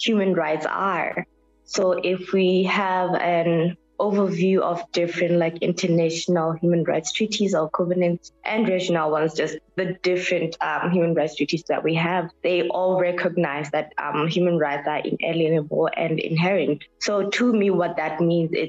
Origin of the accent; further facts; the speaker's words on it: Mohale's Hoek, Lesotho; now in Pretoria, South Africa; I am from Lesotho in a district called Mohalisuk in the south. So I am Lesotho born and bred, but I'm currently in South African Pretoria.